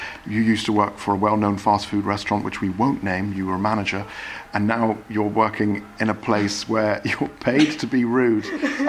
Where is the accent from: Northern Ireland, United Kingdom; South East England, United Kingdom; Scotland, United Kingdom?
Scotland, United Kingdom; And, you know, growing up in Scotland, you're not allowed to stare.